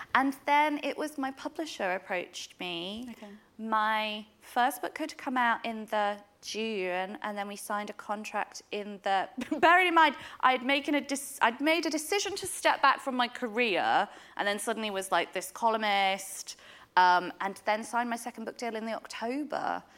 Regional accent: Yorkshire and the Humber, United Kingdom; also born or lived in Derbyshire; I'm from Derbyshire. I grew up in Yorkshire

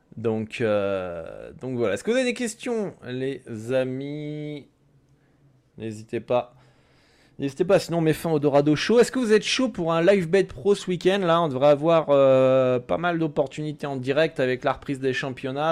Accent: France; je suis français

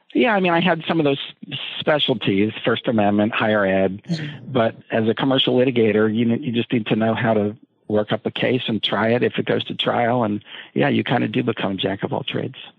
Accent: Hershey, Pennsylvania, United States; I grew up in Hershey, Pennsylvania

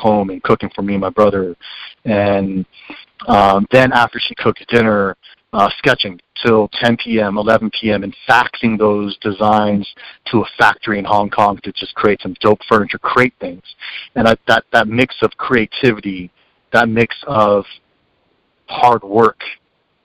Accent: Bay Area, California, United States; I come from the Bay Area

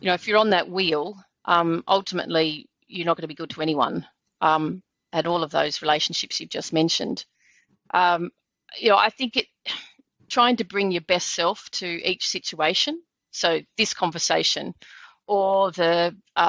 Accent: Blue Mountains, New South Wales, Australia; I grew up in the Blue Mountains, which that was my backyard

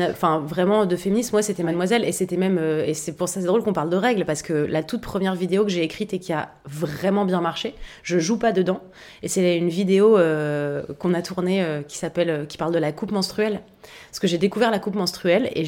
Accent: Paris, Île-de-France, France; J'ai grandi à Paris, j'étais une adolescente, euh, j'étais un peu une loose girl, vraiment.

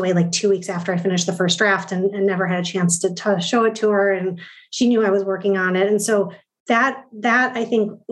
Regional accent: Midwest, United States; I'm from the Midwest. I grew up in a very practical place

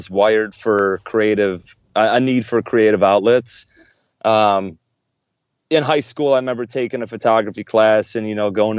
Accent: Buffalo, New York, United States; I grew up in Buffalo, New York

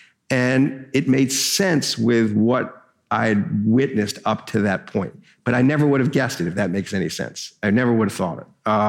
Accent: Louisiana, United States; Katrina, and I wrote a big piece about it. One of my favorite things I've ever written, and it's my hometown.

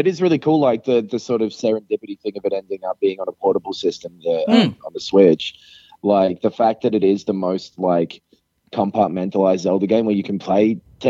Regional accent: Kyoto, Japan; because I'm on a business trip at the moment outside of my hometown of Kyoto

